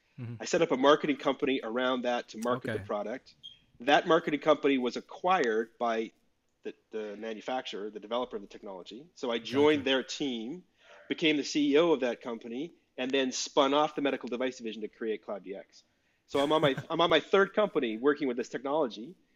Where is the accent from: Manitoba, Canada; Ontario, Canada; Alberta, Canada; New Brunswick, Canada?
Alberta, Canada; Calgary; also born or lived in Vancouver; now in Brooklyn, United States; So I'm Canadian. I live in Brooklyn, but I'm from Calgary originally.